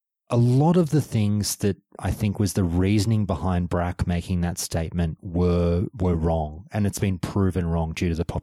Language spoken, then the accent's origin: English; Australia; I'm an Australian